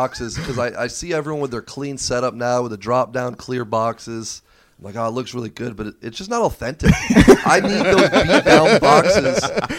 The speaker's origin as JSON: {"language": "English", "area": "Broward County", "region": "South Florida", "country": "United States", "tie": "born or raised there", "said": "South Florida, Broward County, born and raised."}